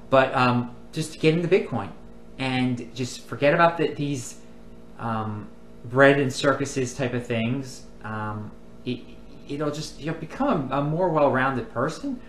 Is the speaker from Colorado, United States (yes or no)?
no; Baltimore, Maryland, United States; I'm from Baltimore, Maryland